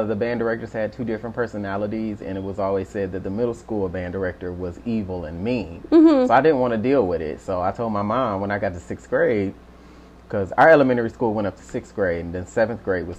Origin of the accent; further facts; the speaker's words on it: Romulus, Michigan, United States; also born or lived in Westland, Michigan; I grew up in Romulus. Yep, born in Westland, raised in Romulus.